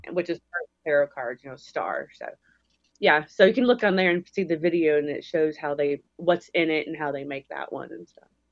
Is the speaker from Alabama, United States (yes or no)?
yes; Alabama, United States; now in Las Vegas, United States; we're from Alabama